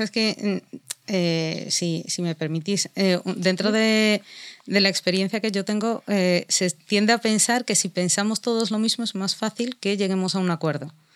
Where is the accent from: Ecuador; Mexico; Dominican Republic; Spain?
Spain; soy musulmana, pero también soy española